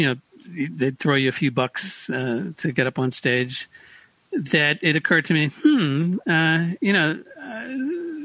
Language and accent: English; Paramus, New Jersey, United States; I grew up in Paramus, New Jersey, deep in the bosom of suburbia